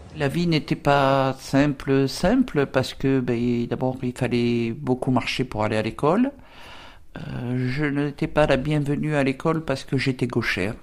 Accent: near Draguignan, Provence-Alpes-Côte d'Azur, France; La ville la plus proche était Draguignan. Euh, ma tata habitait en pleine, euh, en pleine campagne, à 4 km, euh, campagne, colline, à 4 km du village. Elle m'a récupéré, j'avais deux ans et demi

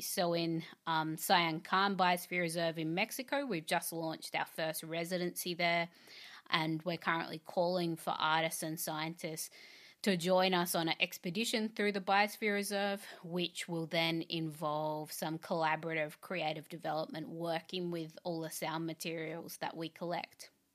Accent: Australia; I'm an Australian artist, curator, and composer

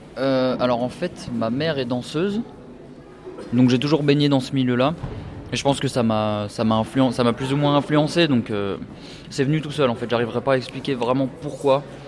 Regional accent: Annecy, Auvergne-Rhône-Alpes, France; moved away as an adult; now in Île-de-France, France; je viens d'Annecy, donc c'est pas très loin de Genève. Et euh, ça fait 5 ans que j'habite en Ile-de-France

